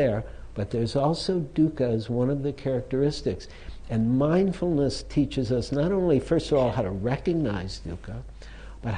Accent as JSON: {"language": "English", "town": "Detroit", "region": "Michigan", "country": "United States", "tie": "born or raised there", "said": "if you were growing up in Detroit, nobody drove foreign cars at that time."}